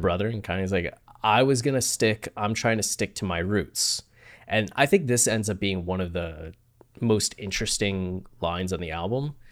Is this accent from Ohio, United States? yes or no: yes; Ohio, United States; moved away; also born or lived in Australia; you grew up in Ohio, like me